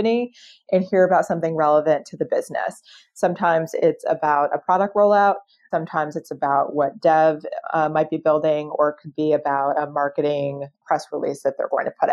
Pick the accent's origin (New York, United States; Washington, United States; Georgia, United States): Georgia, United States; Atlanta; I'm from Atlanta